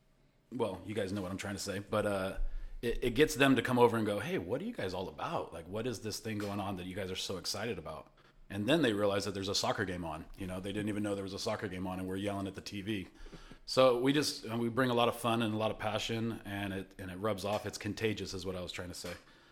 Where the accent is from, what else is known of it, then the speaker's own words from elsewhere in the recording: Modesto, California, United States; So I emailed the guy, and I told him I'm from Modesto, and I'd like to try to start a chapter.